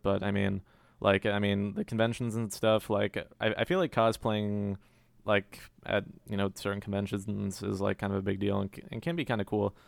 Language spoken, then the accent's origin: English; Cary, North Carolina, United States; also born or lived in Long Island, New York; I'm from Cary, which some people uh, refer like some people say Cary stands for Containment Area for Relocating Yankees. Can confirm I was born born in Long Island, New York, and we moved there when I was a baby